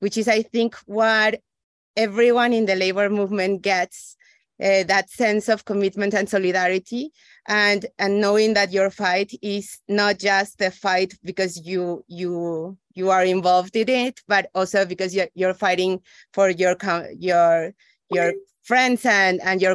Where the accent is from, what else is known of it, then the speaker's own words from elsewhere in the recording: Ecuador; moved away; also born or lived in Mexico; I went to school in Mexico, but I'm originally from Ecuador